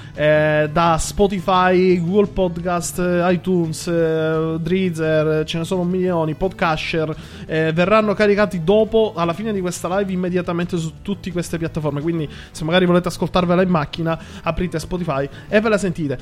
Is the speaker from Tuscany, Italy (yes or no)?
no; Sicily, Italy; essendo siciliano delle zone della Targa Florio